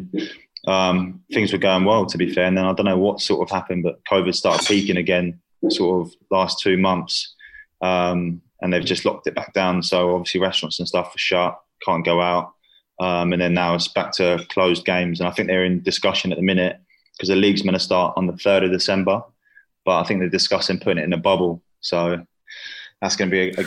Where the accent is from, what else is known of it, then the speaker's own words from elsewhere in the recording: South East England, United Kingdom; moved away as an adult; also born or lived in Sweden; now in Malaysia; I sort of moved to England when I was in year one at school